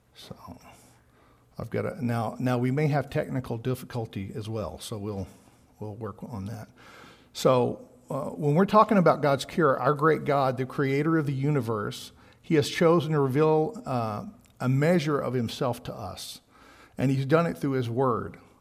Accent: Texas, United States; I'm from Texas

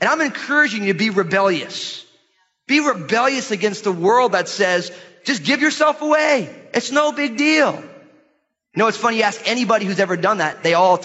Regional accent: United States; American Christians

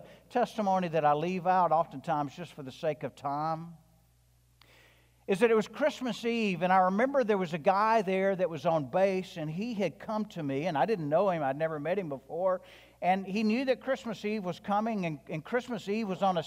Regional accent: the South, United States; I'm from the South. I'm white.

